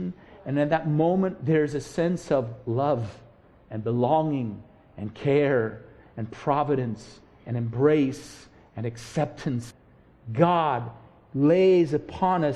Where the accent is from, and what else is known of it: United States